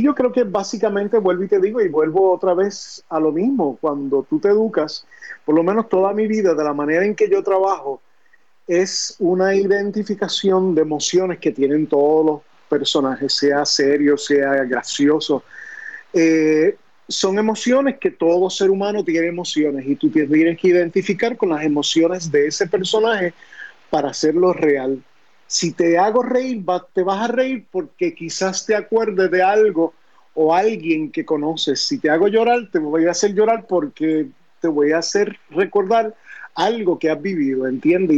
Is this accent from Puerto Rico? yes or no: yes; Añasco, Puerto Rico; also born or lived in New York; Yo nací en Nueva York, eh, pero desde muy niño me fui para Añasco, Puerto Rico. Eh, y ahí pues básicamente me crié en Añasco